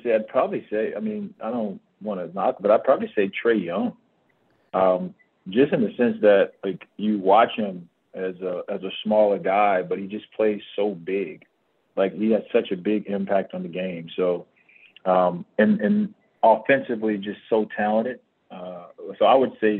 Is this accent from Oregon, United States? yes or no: no; Miami, Florida, United States; moved away as an adult; now in Phoenix, United States; Growing up in Florida, being an ex-football player up until I went to high school, I'm going to the U